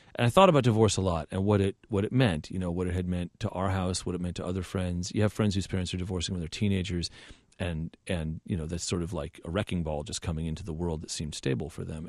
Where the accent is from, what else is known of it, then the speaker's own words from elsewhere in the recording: Southern California, United States; I grew up in Southern California